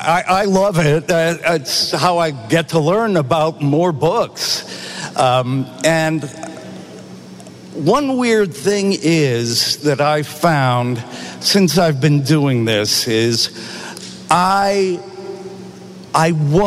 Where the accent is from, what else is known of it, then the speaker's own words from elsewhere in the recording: New Bedford, Massachusetts, United States; born there; I was born in New Bedford, Massachusetts.